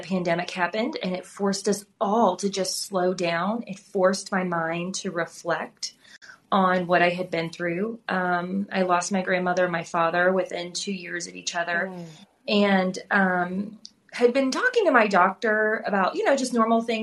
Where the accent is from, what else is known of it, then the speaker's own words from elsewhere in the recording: St. Louis, Missouri, United States; moved away as an adult; also born or lived in Plano, Texas; now in Texas, United States; Growing up in St. Louis, I grew up in a very diverse part of the city